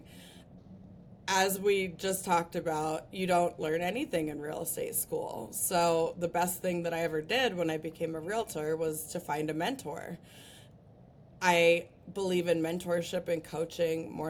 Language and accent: English; Breckenridge, Colorado, United States; I grew up in Breckenridge, Colorado, so I learned how to ski right around the time that I could walk.